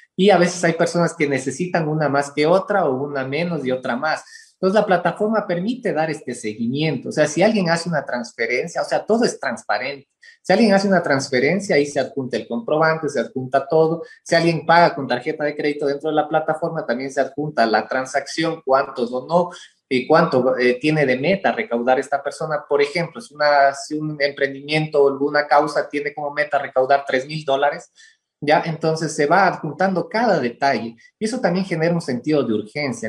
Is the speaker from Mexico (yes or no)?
no; Ecuador; como los ecuatorianos mismos decimos